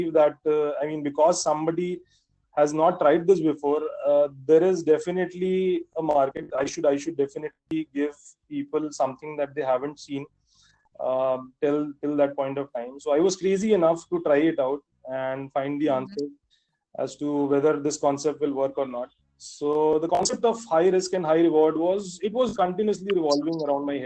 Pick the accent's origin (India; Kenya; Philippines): India; Varanasi, Uttar Pradesh; also born or lived in Mumbai, India; I decided that I'll get back to my hometown and I'll start my own business